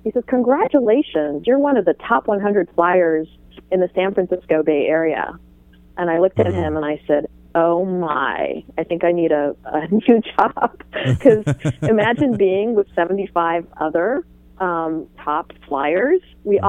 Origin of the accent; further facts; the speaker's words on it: Iran; born there; I was born in Iran, while my father worked for the Israeli Airlines.